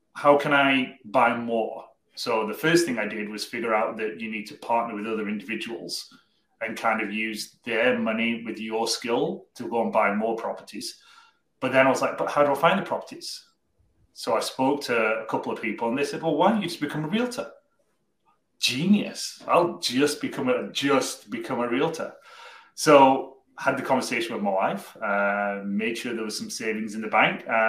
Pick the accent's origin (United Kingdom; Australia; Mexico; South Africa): United Kingdom; Cardiff, Wales; moved away as an adult; now in Nova Scotia, Canada; we originally came from a place called Cardiff in South Wales in the UK